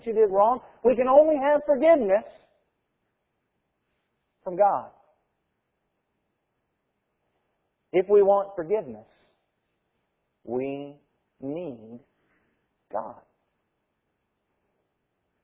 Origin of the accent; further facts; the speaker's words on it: United States; As Americans